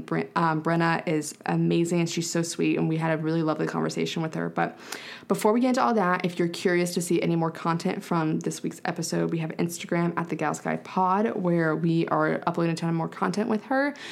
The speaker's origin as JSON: {"language": "English", "country": "United States", "said": "I'm from Carolina"}